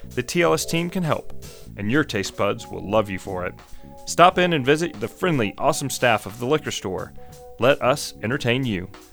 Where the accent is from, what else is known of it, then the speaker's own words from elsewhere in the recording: the South, United States; moved away as an adult; now in Jackson Hole, United States; Growing up in the South